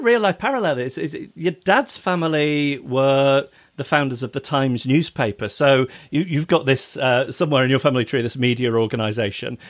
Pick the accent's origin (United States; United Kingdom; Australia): United Kingdom; as a British person